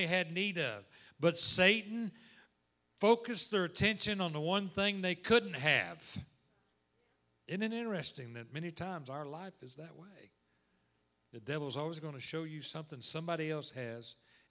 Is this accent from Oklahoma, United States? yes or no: yes; Oklahoma, United States; moved away as an adult; now in Texas, United States; I was born and raised in Oklahoma, and lived in Texas the last 26 years